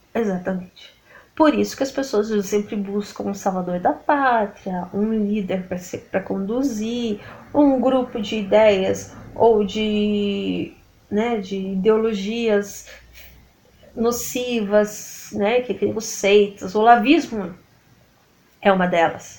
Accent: Brazil; nós como brasileiros

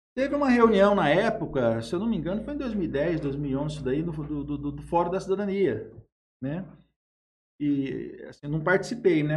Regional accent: Jales, São Paulo, Brazil; also born or lived in Araçatuba; Eu nasci em Jales em 1977, eu estou com 45 anos. Sempre morei em Jales, né?

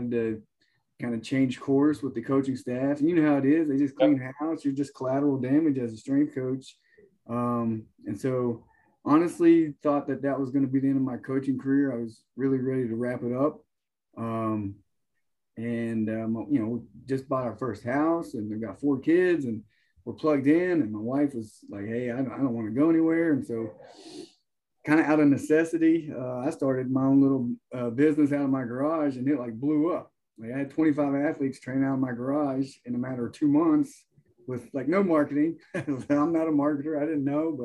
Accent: Huntington, West Virginia, United States; moved away as an adult; also born or lived in Wheeling, West Virginia / Notre Dame, Indiana; now in Tennessee, United States; originally I'm from West Virginia, kind of was born in Huntington

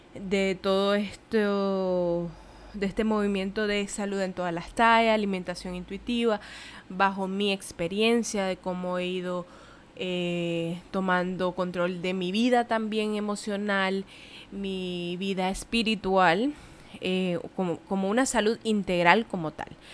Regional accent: Nicaragua; moved away as an adult; now in Puerto Rico; soy de Nicaragua, pero no vivo en Nicaragua, vivo en Puerto Rico

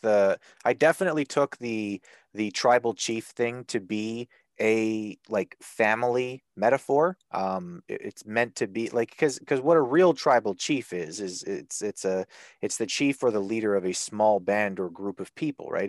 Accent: Canada; I'm Canadian

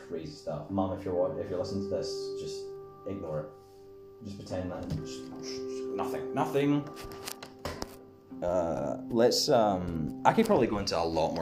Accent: Scotland, United Kingdom; I'm Scottish, I'm from Scotland.

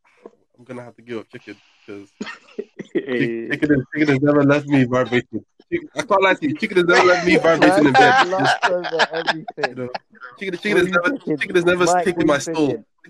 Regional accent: Nigeria; As a Nigerian

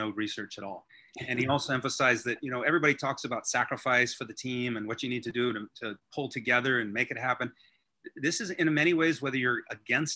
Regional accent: Hawaii, United States; I grew up in Hawaii.

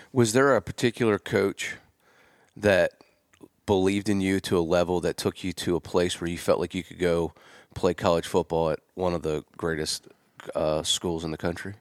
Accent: Gettysburg, Pennsylvania, United States; I'm from Gettysburg, or just south of Gettysburg

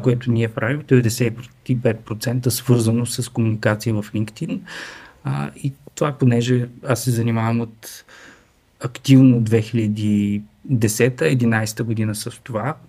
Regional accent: Strazhitsa, Dobrich Province, Bulgaria; От стражица съм

